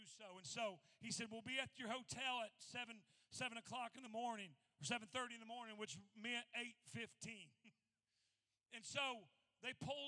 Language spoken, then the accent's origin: English; Indiana, United States; we're from Indiana